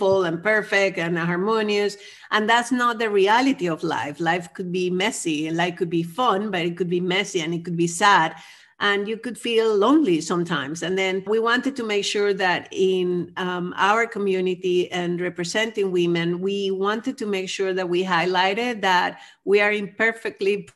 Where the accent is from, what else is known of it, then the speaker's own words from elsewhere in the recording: Venezuela; also born or lived in United States / Amsterdam, Netherlands / Berlin, Germany; now in Netherlands; I'm originally from Venezuela, where I grew up as part of a middle-class